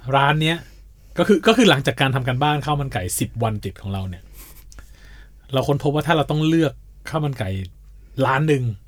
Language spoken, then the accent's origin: Thai; Surat Thani, Thailand; moved away; ตอนเด็กๆเนี่ย ผมโตที่สุราษฎร์ธานี